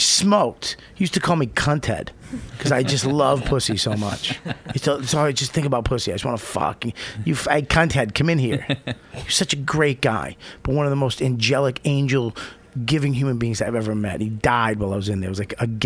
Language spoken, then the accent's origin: English; Boston, Massachusetts, United States; moved away; my hometown